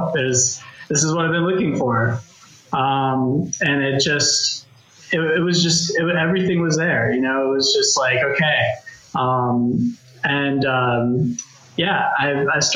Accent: Vermont, United States; also born or lived in Los Angeles, United States; now in London, United Kingdom; I'm originally from Los Angeles. I spent most of my life in Vermont, which is really strange. But my family just happened to go there, and that's where I spent most of my life.

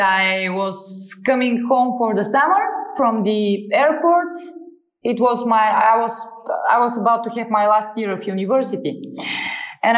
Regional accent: Sofia, Sofia City, Bulgaria; I founded a music school in my hometown

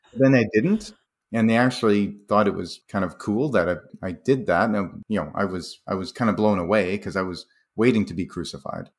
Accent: Calgary, Alberta, Canada; Calgary, my hometown

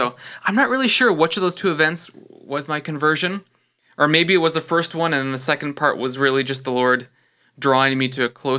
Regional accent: British Columbia, Canada; also born or lived in Alberta; now in Ontario, Canada; Okay, so at the highest level, I'm Canadian. I was born in British Columbia, so I'm born in the same province that you're in.

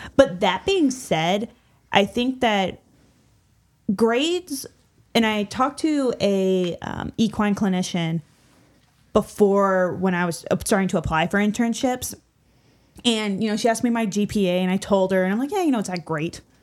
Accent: small town outside Saint Louis, Illinois side, United States; I am from a small town right outside of Saint Louis on the Illinois side

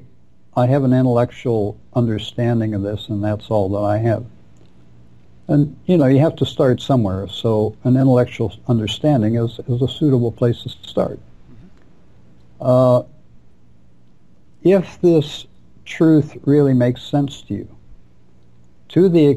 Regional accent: Ohio, United States; moved away; also born or lived in Manhattan; I was born in Ohio

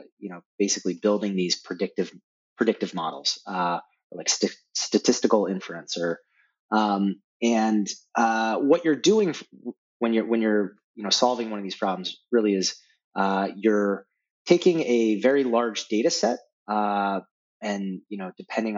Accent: Denver, Colorado, United States; Growing up in Denver was great.

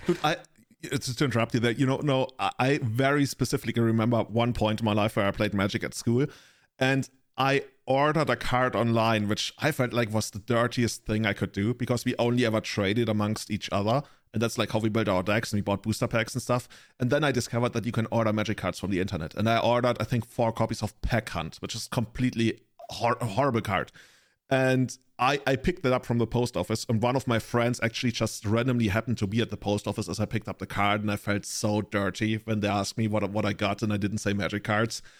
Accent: Germany; I'm from the Germany.

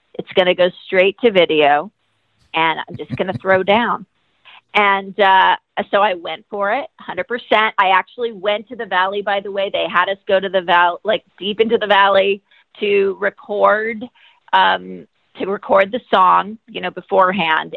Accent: Los Angeles, California, United States; I grew up in Los Angeles in the '70s

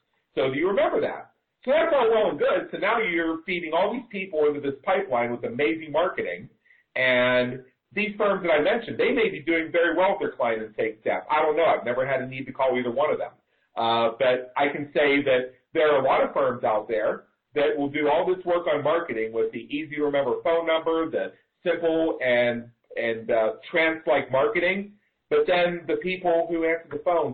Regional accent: Pittsburgh, Pennsylvania, United States; now in Las Vegas, United States; growing up in Pittsburgh

